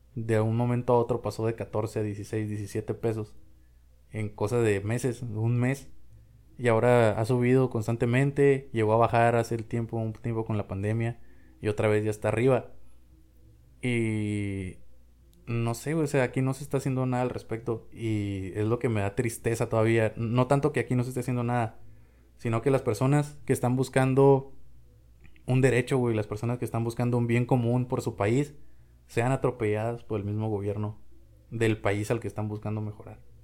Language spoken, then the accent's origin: Spanish; Mexico; somos mexicanos, somos latinoamericanos